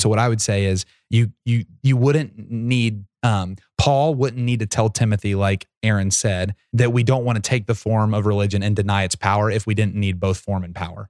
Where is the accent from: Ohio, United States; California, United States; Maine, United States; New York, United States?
Ohio, United States; Portsmouth; Portsmouth's my hometown